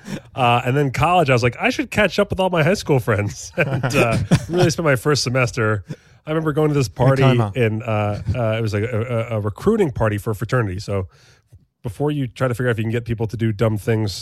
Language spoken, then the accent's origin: English; United States; as an American